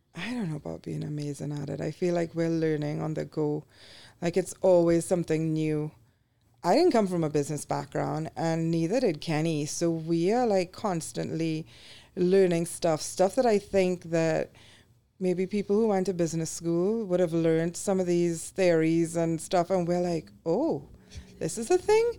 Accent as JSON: {"language": "English", "country": "Trinidad & Tobago", "tie": "born or raised there", "moved": "as an adult", "lives_now": "United States", "said": "when we were growing up, you know, in the eighties and nineties in the Caribbean"}